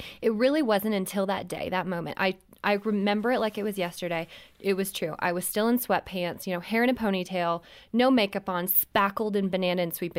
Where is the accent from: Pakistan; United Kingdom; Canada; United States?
Canada; We were visiting my family. I'm from Canada. We were there for Christmas.